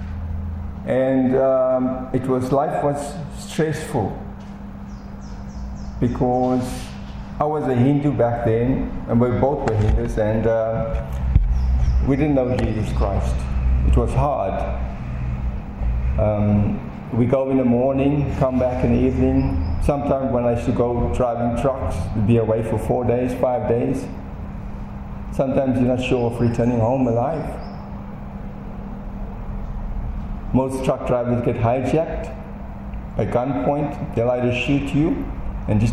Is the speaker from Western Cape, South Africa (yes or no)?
no; Durban, KwaZulu-Natal, South Africa; moved away as an adult; also born or lived in East London, South Africa; I grew up in Durban. Durban's on the east coast of South Africa.